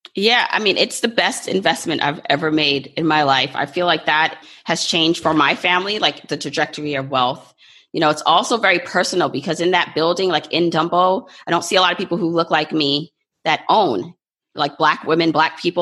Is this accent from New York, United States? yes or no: yes; New York, United States; also born or lived in Jamaica; New York has been my home because I came here when I was about 2 years old